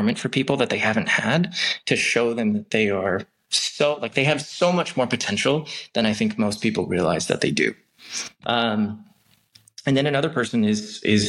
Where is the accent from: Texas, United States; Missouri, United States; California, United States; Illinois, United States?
California, United States; Long Beach; I grew up in Long Beach, which is a great city, has a fantastic community.